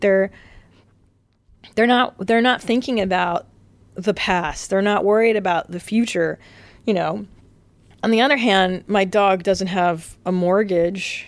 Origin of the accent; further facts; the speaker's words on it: California, United States; also born or lived in Windsor, Ontario, Canada; I was raised in California, but the first four lives of my, four lives, four years of my life were spent in Canada